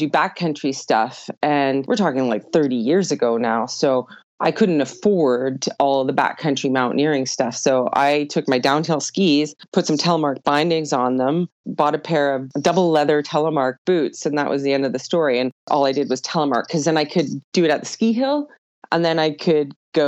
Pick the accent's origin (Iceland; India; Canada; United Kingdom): Canada; Edmonton, Alberta; also born or lived in Ontario / Jasper, Alberta; I am originally from Edmonton, Alberta. Actually, I was born in Ontario, but I grew up most of my life in Edmonton, Alberta.